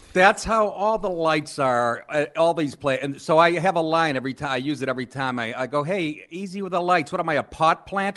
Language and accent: English; Boston, Massachusetts, United States; moved away as an adult; also born or lived in Maine / Los Angeles / New York; I, I grew up in Boston